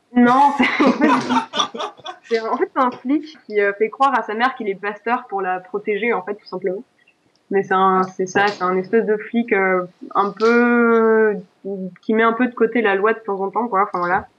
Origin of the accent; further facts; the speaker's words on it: Alsace, Grand Est, France; je suis alsacienne